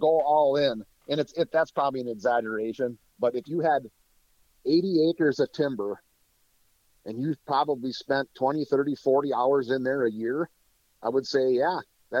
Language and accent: English; Wisconsin, United States; I'm from North Central Wisconsin. So where I used to live, the paper industry was huge.